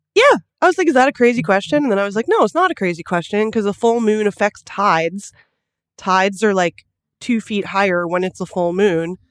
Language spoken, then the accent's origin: English; Los Angeles, California, United States; we're from Los Angeles